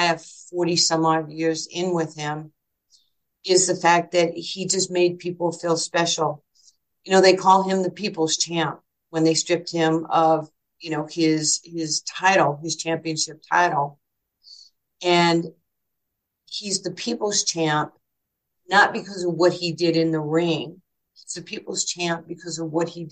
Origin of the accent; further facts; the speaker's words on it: New York City, New York, United States; moved away; I was like this little poor Jewish kid growing up in New York with no food, no father, no heat, no electricity